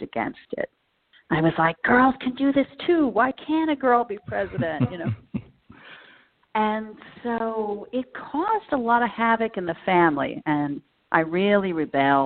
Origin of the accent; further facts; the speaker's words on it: Jersey Shore, New Jersey, United States; also born or lived in Panama City, Florida; now in New York, United States; I grew up on the Jersey Shore